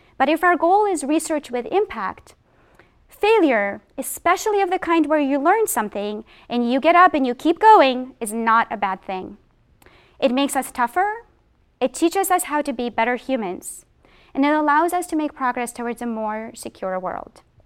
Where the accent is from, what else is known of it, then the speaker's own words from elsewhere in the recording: Boston, Massachusetts, United States; I am from Boston